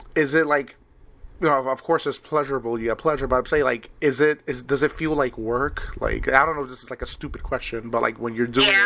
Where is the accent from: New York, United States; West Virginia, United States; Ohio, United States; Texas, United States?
New York, United States; now in Wisconsin, United States; I'm originally from New York. I live in Wisconsin now.